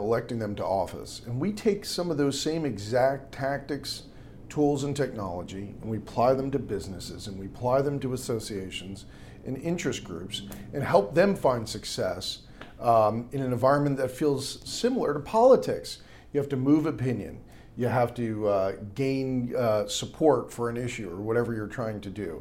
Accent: outside of Manhattan, New York, United States; now in Washington, D.C., United States; I grew up outside of Manhattan

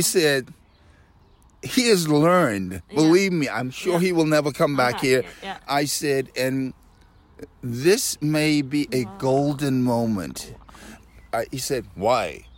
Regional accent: Nassau, New Providence, Bahamas; also born or lived in Washington D.C.; now in Switzerland; I'm not from America. I'm from Nassau, Bahamas originally.

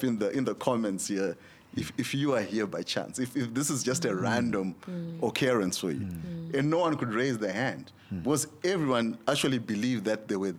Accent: Zimbabwe; I'm from Zimbabwe

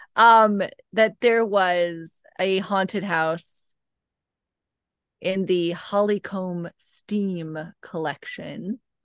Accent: Missouri, United States; where you and I grew up in Missouri

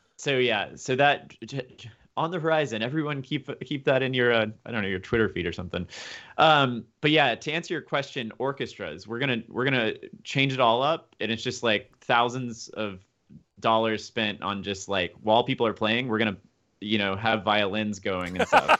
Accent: Memphis, Tennessee, United States; now in Boston, United States; I'm from Memphis

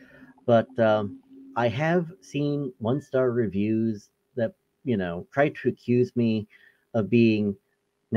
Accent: New York, United States; I'm from New York

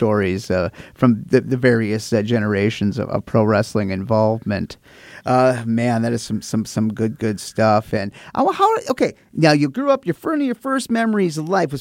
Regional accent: Lake Bronson, Minnesota, United States; I grew up in Lake Bronson, Minnesota

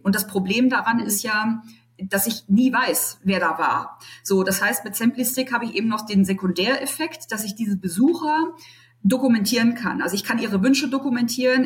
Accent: Berlin, Germany; now in Düsseldorf, Germany; ich gebürtige Berlinerin bin, jetzt in Düsseldorf wohne

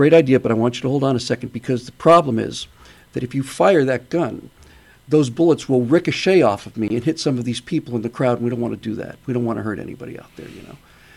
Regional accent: New York City, New York, United States; I was born in New York City, and that's where we had a black and white TV

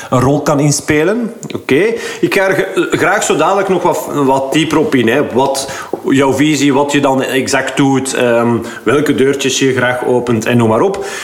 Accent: Belgium; wij zijn denk ik als Belg

